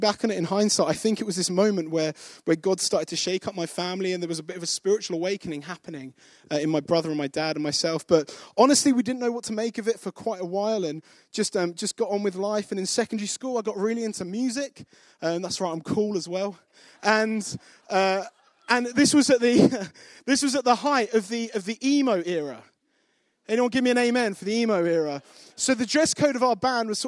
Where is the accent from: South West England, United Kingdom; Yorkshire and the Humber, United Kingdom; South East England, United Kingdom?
South East England, United Kingdom; Kent; now in Nottingham, United Kingdom; I grew up in Kent, not far from here, 50 minutes on the high speed from St. Pancras.